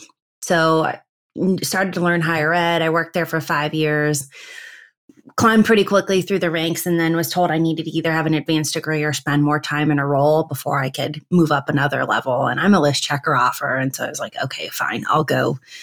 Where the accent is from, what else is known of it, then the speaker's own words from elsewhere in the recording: Midwest, United States; I'm a Midwesterner at heart. And I was missing a lot of holidays and birthday parties and just everything. I wanted to come home.